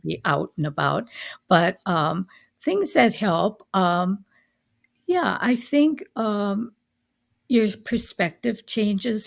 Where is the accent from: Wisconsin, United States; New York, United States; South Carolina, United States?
Wisconsin, United States; Milwaukee; also born or lived in Fort Myers, Florida; I grew up in the Milwaukee area